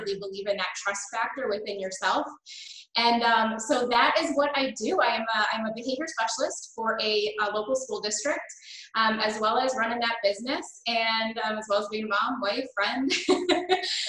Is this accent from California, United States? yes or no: no; Buffalo, New York, United States; also born or lived in Canada; I grew up, I was born in Canada. And my family moved to Buffalo, New York when I was in second grade